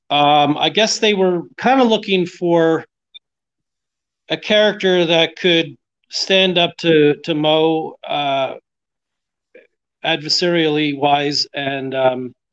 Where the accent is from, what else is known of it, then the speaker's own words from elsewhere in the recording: Montreal, Quebec, Canada; moved away as an adult; also born or lived in Florida; growing up in Montreal